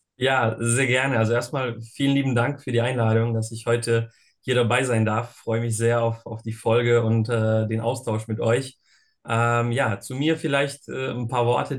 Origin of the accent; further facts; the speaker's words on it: Bosnia & Herzegovina; now in Germany; ich bin ursprünglich aus Bosnien und Herzegowina, bin dort geboren.